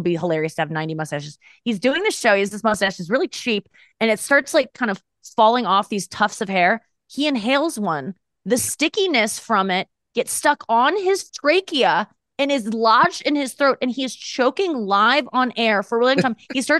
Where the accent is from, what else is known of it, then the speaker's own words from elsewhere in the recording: St. Louis, Missouri, United States; I still live in St. Louis. Yeah. I moved back during the pandemic and then I just stayed. That's my hometown.